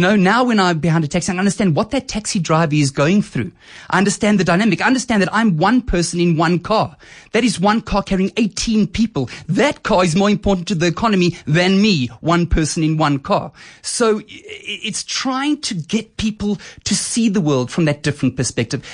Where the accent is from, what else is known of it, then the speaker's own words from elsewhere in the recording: Boksburg, Gauteng, South Africa; also born or lived in Germiston; So I grew up in Boksburg and Germiston